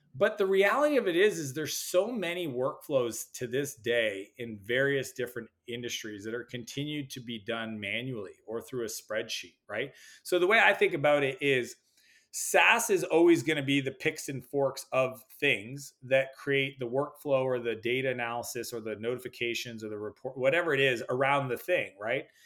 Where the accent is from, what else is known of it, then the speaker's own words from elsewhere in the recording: Canada; I'm Canadian, spend a lot of time in the U S